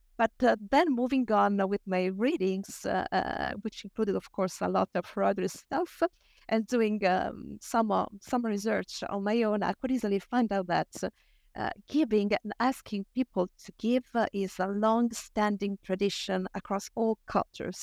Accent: Italy; I share my home country, Italy

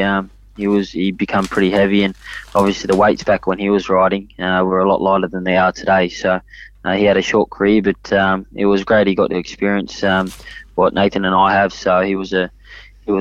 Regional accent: Sydney, New South Wales, Australia; also born or lived in Hong Kong; we grew up in Paul's stable

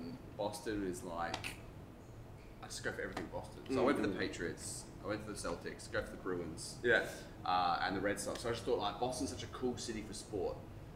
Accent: Adelaide, South Australia, Australia; accent: Australian; my accent was even stronger than, you know, I was saying earlier. So I made sure I'd yell out really Australian stuff.

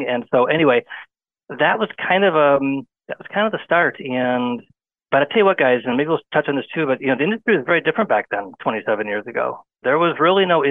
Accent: a small town in Michigan, United States; also born or lived in Washington, D.C.; I'm kind of a local guy. I come from a small town. And real estate keeps me around home. It keeps me around my hometown

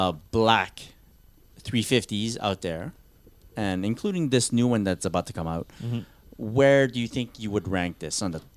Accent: Canada; Fine. We're Canadian.

